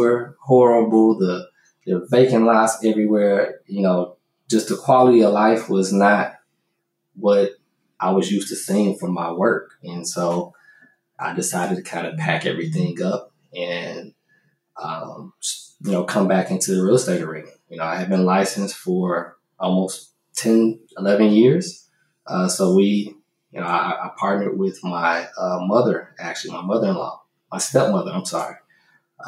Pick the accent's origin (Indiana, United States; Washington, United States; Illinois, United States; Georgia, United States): Illinois, United States; Chicago; now in Houston, United States; I was born here. I grew up in Chicago